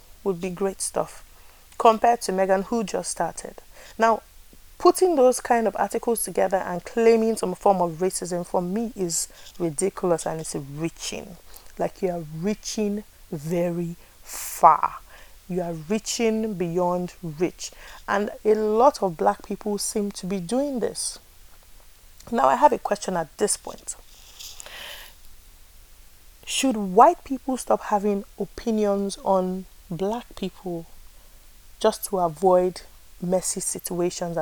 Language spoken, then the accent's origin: English; Nigeria; I am a Nigerian.